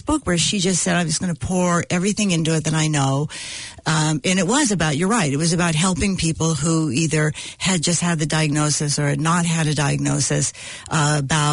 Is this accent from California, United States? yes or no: yes; California, United States; Growing up in California